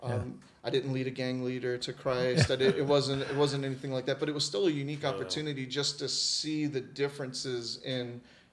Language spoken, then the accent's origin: English; United States; I'm American